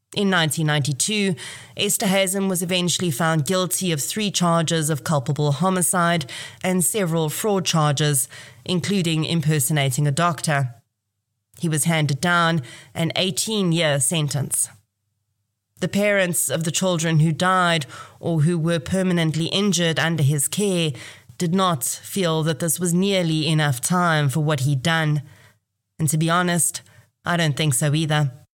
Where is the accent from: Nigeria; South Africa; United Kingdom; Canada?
South Africa; Kempton Park, Gauteng; I was actually born in this hospital in September 1980.